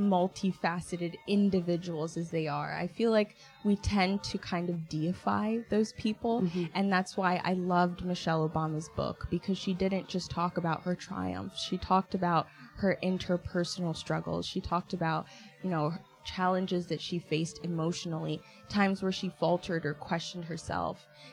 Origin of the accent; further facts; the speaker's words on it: Kenya; moved away; And it put me in this very nuanced intersection as not only an African immigrant, but as a Kenyan immigrant specifically